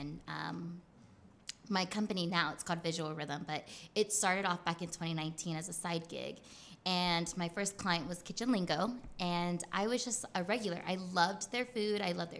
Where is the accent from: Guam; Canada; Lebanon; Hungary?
Guam; I'm not. I'm from Guam. And so they're like, oh, Guam, is that short from Guatemala? And I'm like, nah, it's a U.S. territory. We're like all the way near the Philippines and like the East Asia